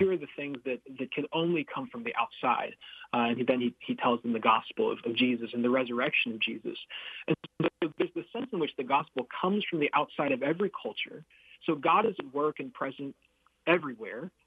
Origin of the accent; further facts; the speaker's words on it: United States; So I'm Filipino American. my mm-hmm. parents mm-hmm. met and married in the Philippines, and uh, and then uh, I was born here